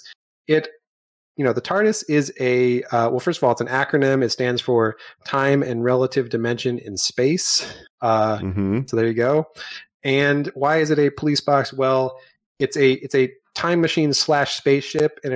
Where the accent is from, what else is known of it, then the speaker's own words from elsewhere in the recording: United States; an American of Irish heritage